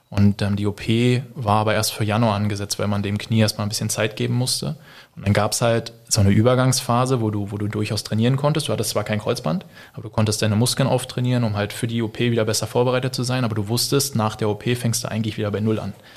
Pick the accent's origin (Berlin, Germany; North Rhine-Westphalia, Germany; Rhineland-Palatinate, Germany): Berlin, Germany; now in Stuttgart, Germany; bin gebürtiger Berliner